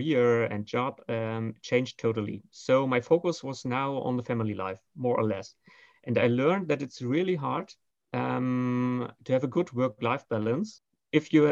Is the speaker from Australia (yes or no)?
no; Berlin, Germany; I'm more the traditional Berlin-raised person